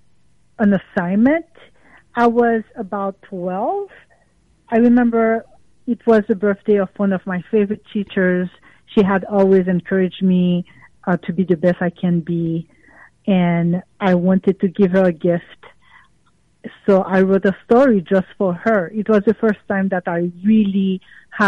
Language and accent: English; Port-au-Prince, Haiti; moved away; I grew up in Port-au-Prince, Haiti